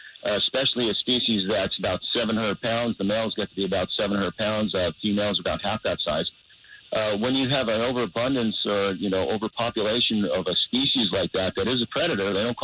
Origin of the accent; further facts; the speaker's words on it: San Clemente, California, United States; I grew up surfing and fishing off the coast here in San Clemente.